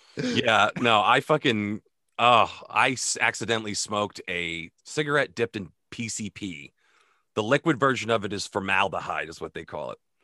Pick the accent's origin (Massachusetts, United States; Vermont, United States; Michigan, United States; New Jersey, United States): Vermont, United States